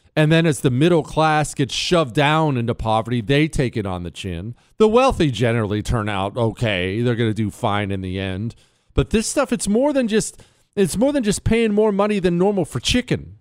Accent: Montana, United States; moved away; I grew up in Montana. Remember, I moved to Montana when I was ten.

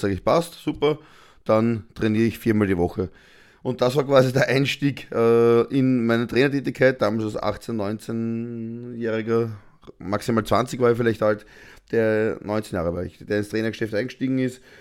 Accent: Austria; bei uns in Österreich

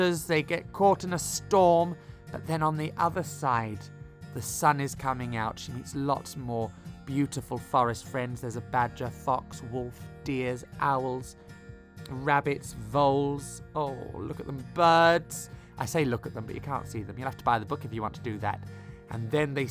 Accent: Bristol, South West England, United Kingdom; growing up in Bristol, which is nearby

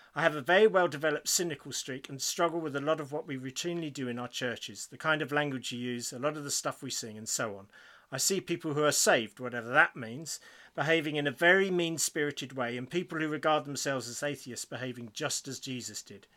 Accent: United Kingdom; we're British

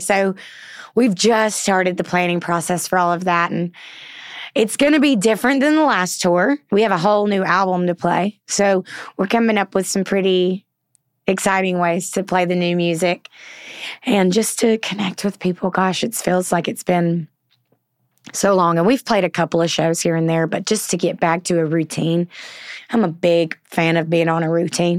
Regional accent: the South, United States; accent: southern; My southern accent

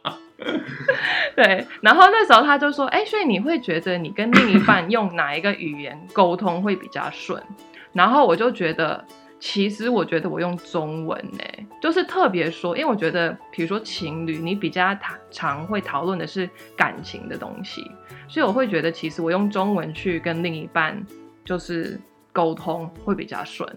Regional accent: United States; moved away as an adult; now in Taiwan; 我是美国出生长大，然后其实是大学毕业之后才来台湾自己住这样。所以我是，其实这是我在台湾自己住第二次。那小时候当然就是可能每隔五年会跟家人回来度个暑假这样

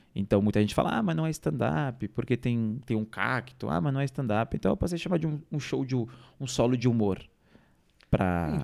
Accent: Ilhabela, São Paulo, Brazil; now in São Paulo, Brazil; Então eu vim de Ilhabela, cheguei em São Paulo

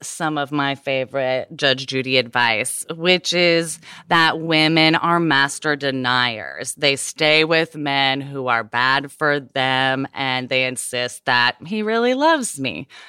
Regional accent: Southern United States, United States; I'm from the South, though, where the idea that women should be married and ideally at a very young age is deeply ingrained.

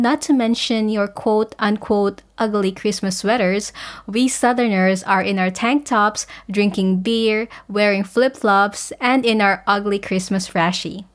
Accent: Philippines; now in Queensland, Australia; I'm a Filipino based in Queensland, Australia

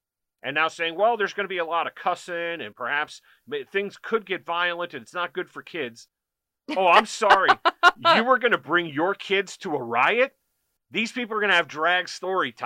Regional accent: United States; as an American

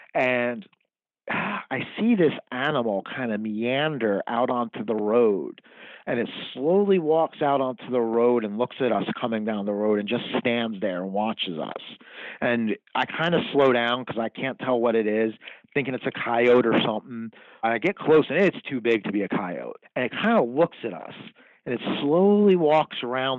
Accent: New Jersey, United States; now in Kansas City, United States; I'm an Irish kid from Jersey.

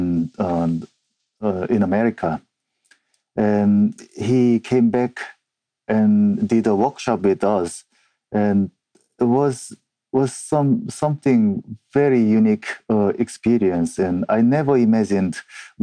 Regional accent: South Korea; English is a second language; moved away as an adult; now in Edinburgh, United Kingdom; I'm originally from South Korea. I have been living and working in Edinburgh, Scotland for over 14 years

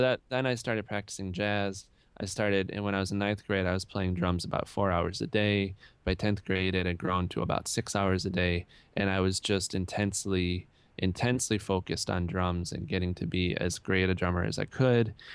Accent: Rochester, New York, United States; I grew up in Rochester, New York, which I feel is a great place to grow up

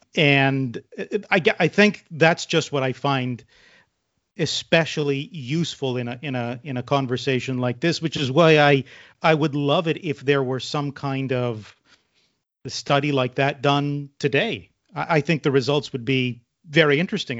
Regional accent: Canada; growing up in Canada

